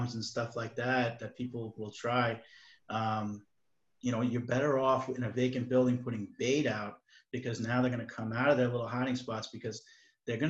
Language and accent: English; Baldwin, New York, United States; I'm from Baldwin